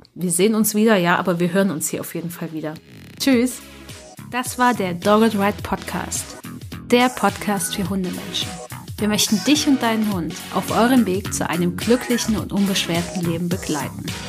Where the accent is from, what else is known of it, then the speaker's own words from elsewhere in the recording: Germany; bei uns in Deutschland